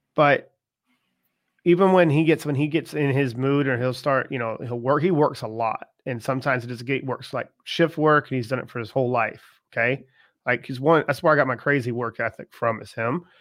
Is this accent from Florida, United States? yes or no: no; Charleston, South Carolina, United States; I'm from Charleston, South Carolina, and it doesn't get cold often in Charleston